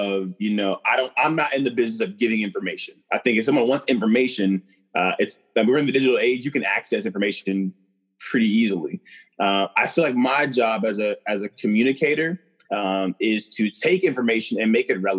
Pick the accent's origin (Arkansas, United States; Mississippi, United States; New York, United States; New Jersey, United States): Mississippi, United States; Columbia; moved away as an adult; also born or lived in Oxford, Mississippi; now in The Woodlands, United States; I'm from Mississippi, grew up in Columbia, spent a few years in Oxford